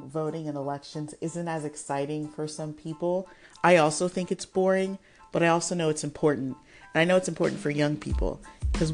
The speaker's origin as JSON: {"language": "English", "country": "United States", "tie": "born or raised there", "said": "we have parents who are from another country, but we were raised in America"}